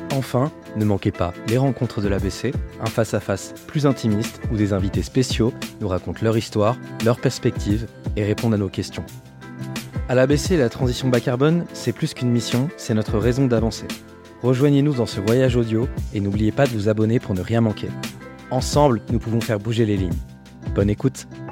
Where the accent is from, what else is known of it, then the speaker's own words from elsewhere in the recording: Île-de-France, France; je suis de l'Île-de-France, donc j'ai baigné dans, le foot euh, populaire dans mon enfance